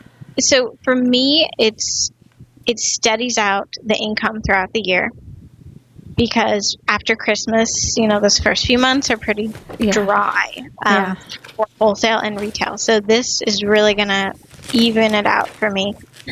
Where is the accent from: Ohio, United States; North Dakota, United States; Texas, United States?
North Dakota, United States; moved away as an adult; also born or lived in Silicon Valley; So I grew up in North Dakota